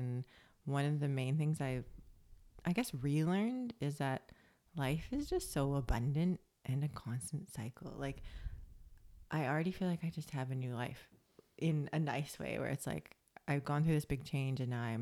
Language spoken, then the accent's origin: English; Canada; moved away as an adult; now in Australia; that's my like Canadian pessimistic side